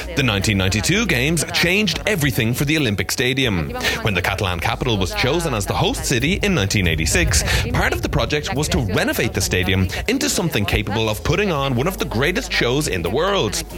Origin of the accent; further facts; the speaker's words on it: Ireland; as an Irish person